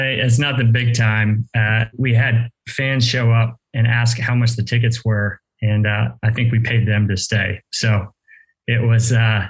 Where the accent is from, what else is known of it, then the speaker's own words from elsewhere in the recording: Austin, Texas, United States; also born or lived in Virginia / Washington, D.C. / Baltimore; I grew up in West Austin